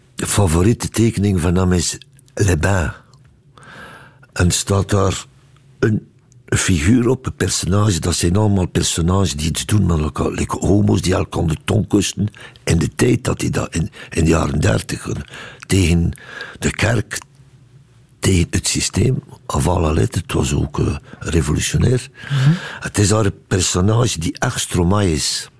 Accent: Ostend, Flanders, Belgium; now in Brussels, Belgium; Mijn roots zitten daar, ja. En ik ben opgevoed in Oostende

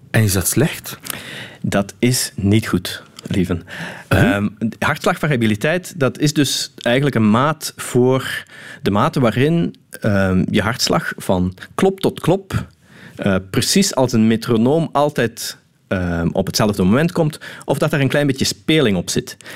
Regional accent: Limburg, Netherlands; Ja, dat is eentje die bij ons in Limburg vaak voorkomt in ieder geval.

